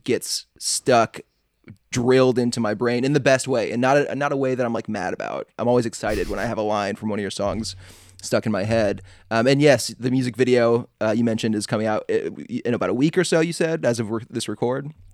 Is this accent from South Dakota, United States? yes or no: no; Atlanta, Georgia, United States; also born or lived in Chicago; I'm from Atlanta, I was born in Chicago